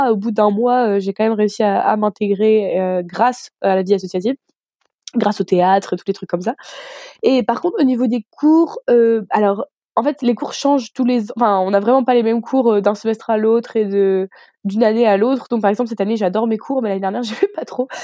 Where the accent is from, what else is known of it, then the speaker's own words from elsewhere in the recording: Armentières, Hauts-de-France, France; moved away as an adult; now in Strasbourg, France; je viens du nord de la France. donc, ma ville s'appelle Armentières